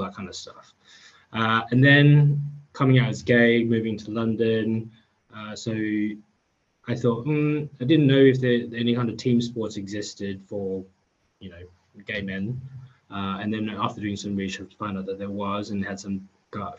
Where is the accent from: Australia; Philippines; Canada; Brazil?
Australia; growing up in Australia